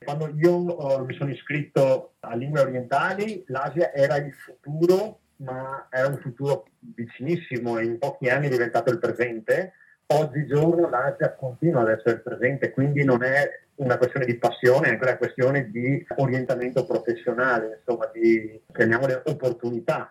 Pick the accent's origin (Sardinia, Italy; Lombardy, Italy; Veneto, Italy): Veneto, Italy; Castelfranco Veneto; io sono di Castelfranco Veneto